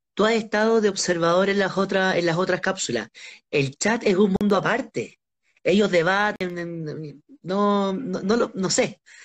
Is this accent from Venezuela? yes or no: no; Santiago, Santiago Metropolitan, Chile; lo que nos dicen a los santiaguinos